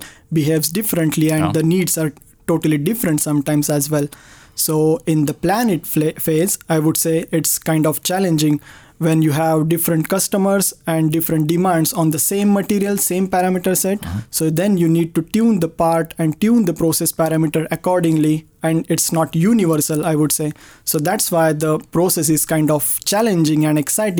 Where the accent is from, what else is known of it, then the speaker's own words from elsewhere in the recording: Pune, Maharashtra, India; moved away as an adult; also born or lived in Chennai, India; now in Sweden; I grew up in Pune, India as well